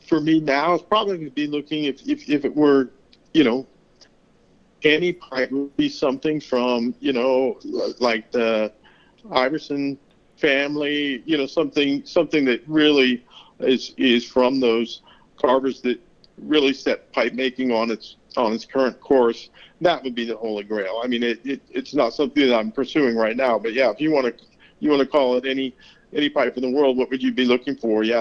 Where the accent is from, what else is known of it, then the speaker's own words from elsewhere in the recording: Pacific Northwest, United States; growing up in the Pacific Northwest, and there's a lot of, you know, cedar and redwood and, and wood production there.